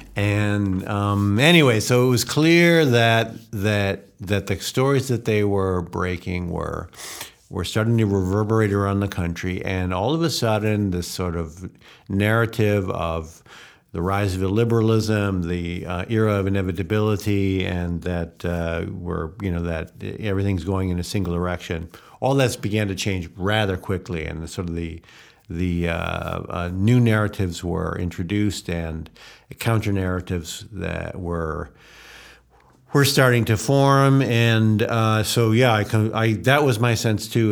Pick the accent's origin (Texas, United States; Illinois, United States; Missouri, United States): Illinois, United States; Evanston; moved away as an adult; now in Hungary; I grew up in Chicago. I grew up in Chica, uh, suburb of Chicago, Evanston